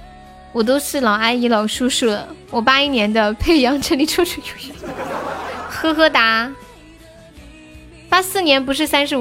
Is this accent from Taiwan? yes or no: no; Sichuan, China; 对，我是四川的。